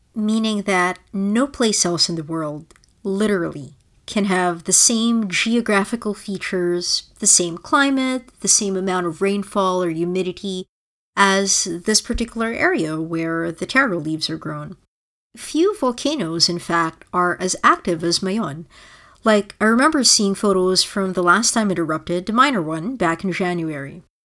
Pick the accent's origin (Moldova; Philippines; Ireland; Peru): Philippines; moved away; my own identity is inextricably tied to my experiences growing up in the Philippines